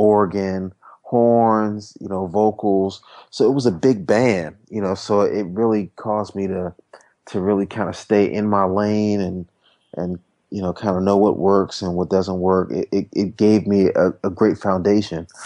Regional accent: Washington, District of Columbia, United States; I'm from Washington, D.C. originally. Spent most of my time just kind of growing up in church and playing in church.

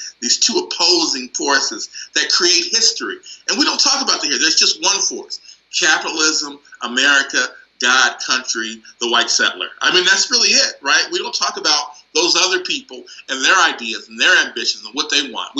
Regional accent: United States; it was poignant for me as an American

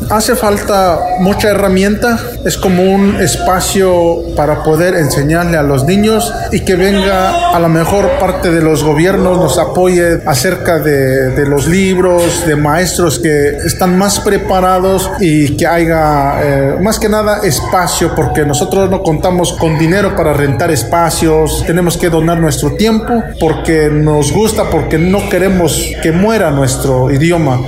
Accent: Chilcuautla, Hidalgo, Mexico; first language Otomi (Hñähñu); Spanish is a second language; now in Las Vegas, United States; Yo soy originario del estado de Hidalgo, una comunidad que se llama El Dado, el municipio de Chilcuautla

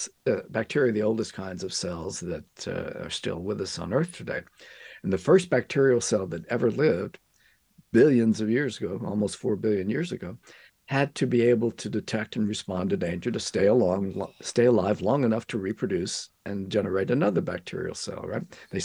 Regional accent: Louisiana, United States; I'm a Cajun, yes.

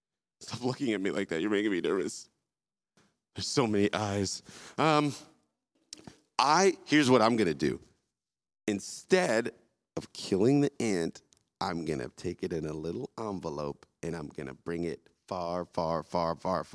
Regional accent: Jamaica; I was born in Jamaica

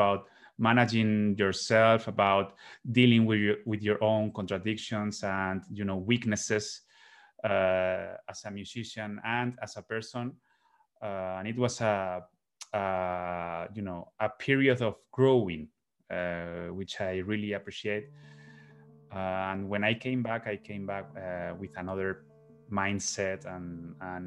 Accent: Spain; also born or lived in Boston, United States; the elements that are common to us here in Spain

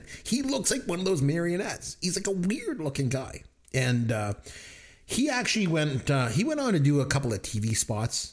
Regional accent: Canada; accent: heavy Canadian; my heavy Canadian accent

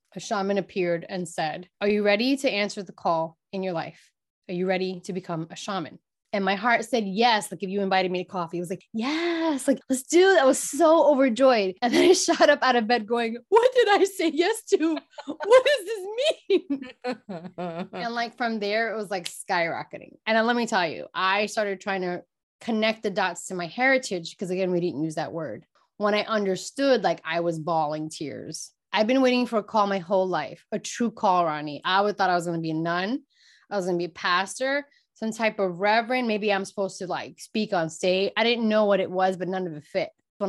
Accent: Brooklyn, New York, United States; listen, I grew up in Brooklyn, New York.

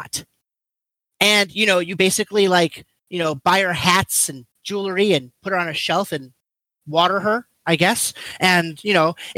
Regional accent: Japan; moved away; I grew up in Japan

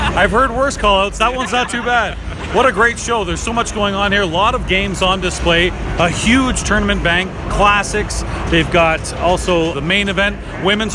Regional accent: Ontario, Canada; I'm from Ontario

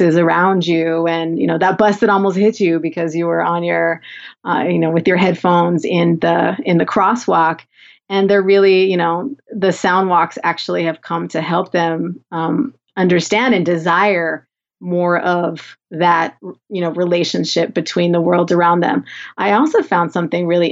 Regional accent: Southern California, United States; accent: Valley girl; I'm from Southern California

